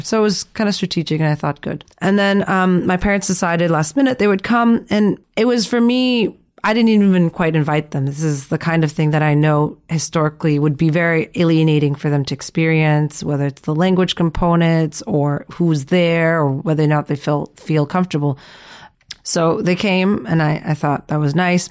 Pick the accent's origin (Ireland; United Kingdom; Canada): Canada; growing up in Canada